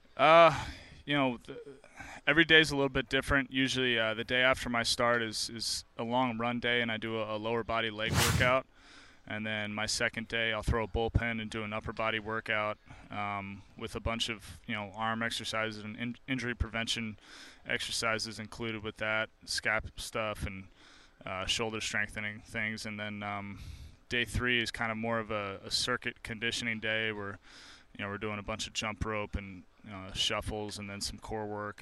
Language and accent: English; New Jersey, United States; moved away; I grew up in New Jersey